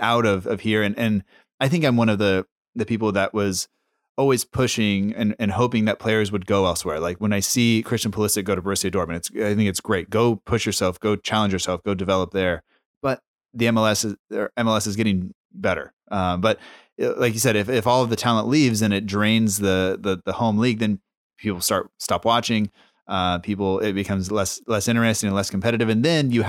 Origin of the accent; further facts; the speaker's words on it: United States; an American whose family is from Italy and Norway